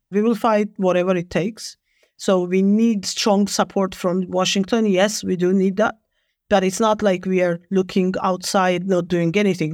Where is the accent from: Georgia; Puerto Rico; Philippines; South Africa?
Georgia; I was born in Soviet Georgia. I've graduated my high school still in the Soviet Union.